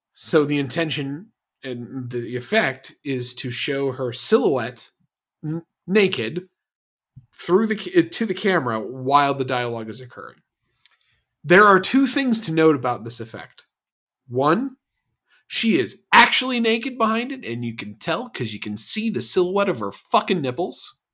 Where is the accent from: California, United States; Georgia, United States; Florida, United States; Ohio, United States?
Florida, United States; I'm from Florida